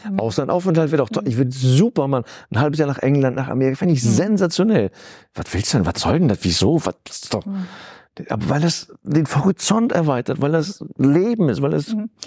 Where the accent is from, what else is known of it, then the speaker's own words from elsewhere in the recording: Cologne, North Rhine-Westphalia, Germany; Ich, das ist hier, Köln ist meine Heimat, mhm. Solingen ist nebenan und so.